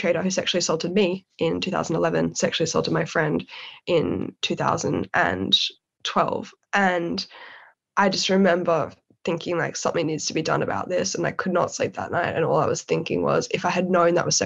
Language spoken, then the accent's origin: English; Sydney, New South Wales, Australia; moved away as an adult; now in London, United Kingdom; my personal background is growing up in Sydney's eastern suburbs